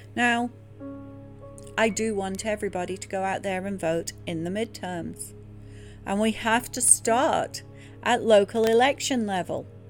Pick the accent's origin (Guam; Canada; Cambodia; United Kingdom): United Kingdom; England; now in United States; growing up in England in a Church of England school